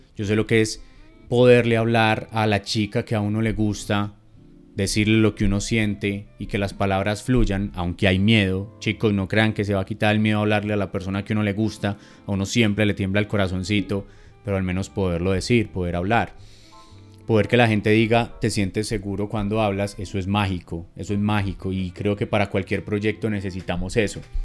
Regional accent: Medellín, Antioquia, Colombia; como decimos aquí en, en mi tierra

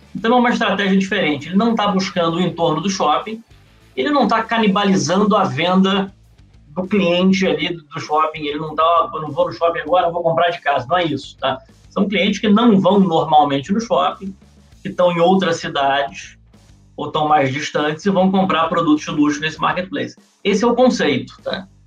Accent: Rio de Janeiro, Brazil; eu sou carioca

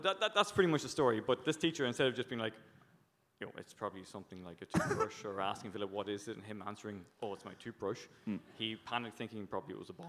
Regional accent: Newry, Northern Ireland, United Kingdom; I'm from Northern Ireland

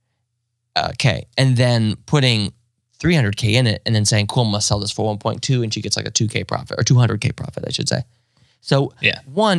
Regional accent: Indiana, United States; I have this proximity being growing up in Indiana to Chicago

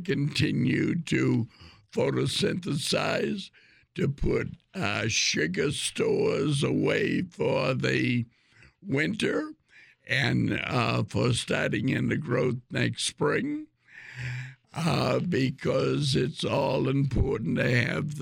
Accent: Ireland; I'm Irish

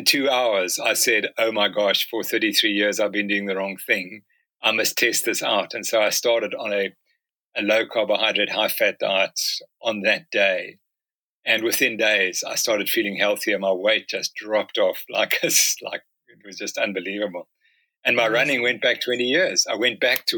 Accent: Harare, Zimbabwe; now in Cape Town, South Africa; I was born in Zimbabwe, Harare. It was Salisbury, Rhodesia in those days. And I live in Cape Town, as you know.

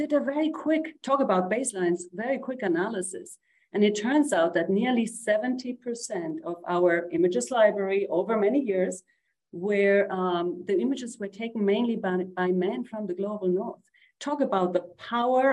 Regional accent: Uruguay; I'm from Uruguay. I'm a woman from the global south

